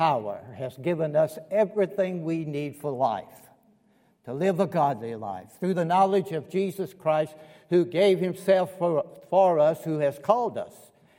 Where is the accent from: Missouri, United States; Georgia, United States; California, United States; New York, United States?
Georgia, United States; Columbus; also born or lived in Kentucky / North Carolina / Alabama; I was born in Columbus, Georgia." You might pick up on that. And I lived in Georgia 18 years of my life. Kentucky, 18 years. North Carolina, 18 years. 8 years in Alab